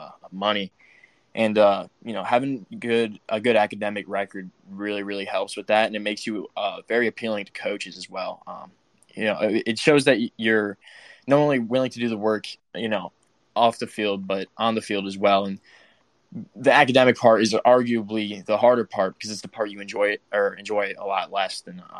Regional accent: South Carolina, United States; also born or lived in Connecticut / Myrtle Beach, South Carolina; we moved to South Carolina when I was 8

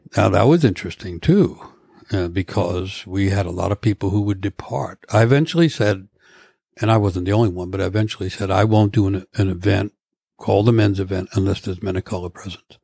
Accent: New York, United States; moved away as an adult; now in Vashon Island, United States; I come from New York, Manhattan, from urban streets

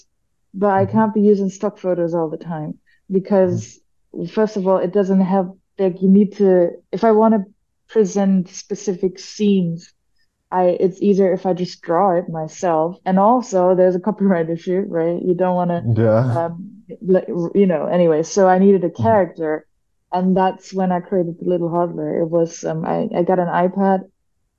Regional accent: Germany; moved away as an adult; also born or lived in Malaysia / Philippines / Japan / Taiwan; I'm from Germany

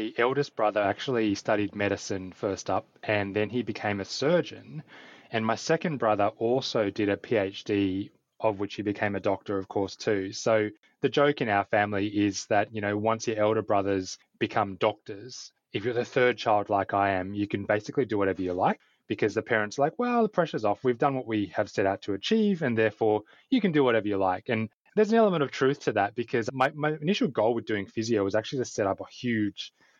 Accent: Australia; moved away as an adult; also born or lived in China / Vietnam / India / Cambodia; Growing up in Australia in the 80s and 90s

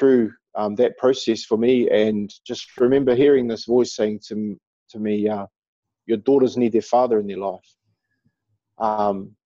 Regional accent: Auckland, New Zealand; someone from New Zealand, someone who's deeply connected to Aotearoa, to our land.

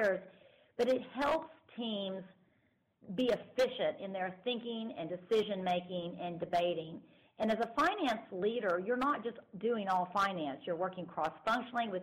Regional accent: Dallas, Texas, United States; now in Austin, United States; I'm from Texas originally, but from the Dallas area

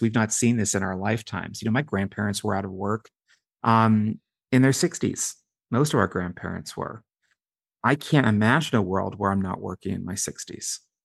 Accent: Pittsburgh, Pennsylvania, United States; now in Washington, D.C., United States; my hometown of Pittsburgh

